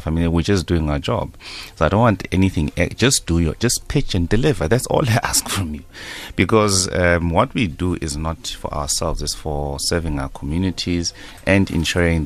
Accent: South Africa; we come from Etogoza originally

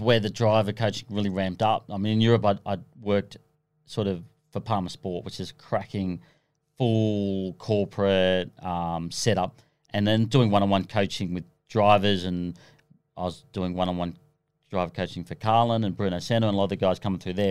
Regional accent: Australia; being an Aussie

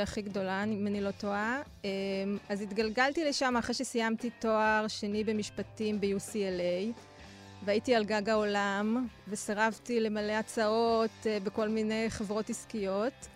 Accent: Bnei Brak, Tel Aviv District, Israel; גדלתי בבני ברק

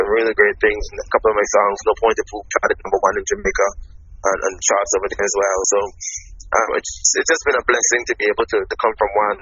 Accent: Anguilla; I was a kid growing up in the Caribbean.

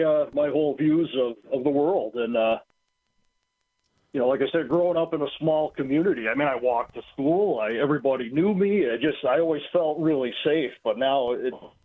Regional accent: United States; I grew up in Wayne County in a very rural community.

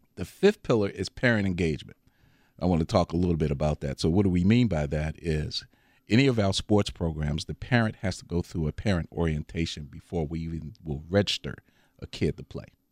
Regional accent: Baltimore, Maryland, United States; moved away as an adult; now in Milwaukee, United States; I grew up on the East Coast, so lacrosse is a big, you know, big, big time on the East Coast. So I, I'm from Baltimore

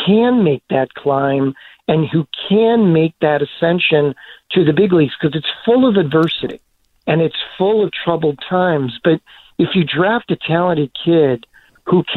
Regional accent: Chicago, Illinois, United States; I grew up in the North Side

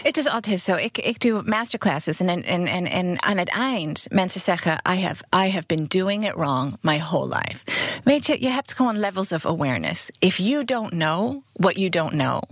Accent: New York City, New York, United States; Dutch is a second language; moved away as an adult; now in Netherlands; ik kom uit Brooklyn, New York. En ik woon eh, in Nederland sinds 1991.

